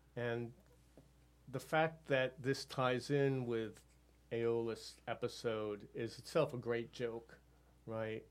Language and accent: English; near Amherst, Massachusetts, United States; my hometown near Amherst, Massachusetts